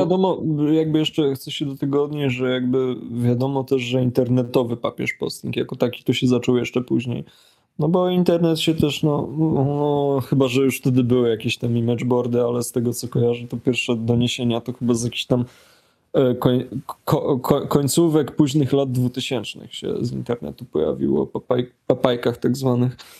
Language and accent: Polish; Poland; jestem z Polski